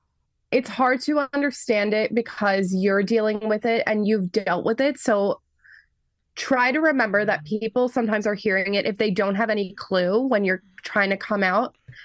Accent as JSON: {"language": "English", "region": "New York", "country": "United States", "tie": "born or raised there", "said": "I grew up an only child, and I grew up on Long Island"}